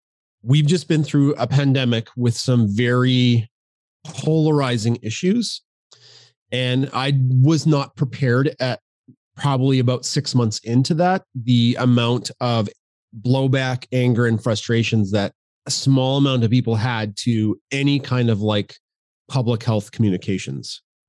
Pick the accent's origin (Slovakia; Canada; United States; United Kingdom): Canada; We're very Canadian. We are proud Canadians.